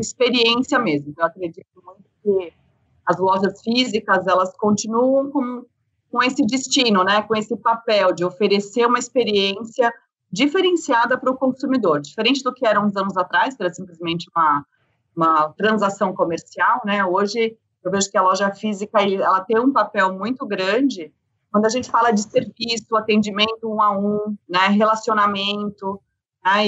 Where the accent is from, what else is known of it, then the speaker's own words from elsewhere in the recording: Blumenau, Santa Catarina, Brazil; now in São Paulo, Brazil; eu sou do Sul, né? Eu sou de Blumenau, então vim para São Paulo aí um pouco mais nova